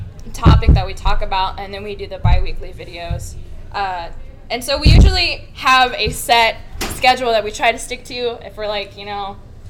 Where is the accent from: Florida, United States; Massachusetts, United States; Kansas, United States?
Kansas, United States; Herington; moved away as an adult; now in Wichita, United States; I grew up in Harrington, Kansas.